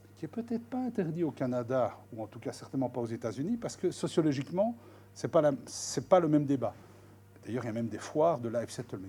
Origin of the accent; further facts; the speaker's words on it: Belgium; on est belge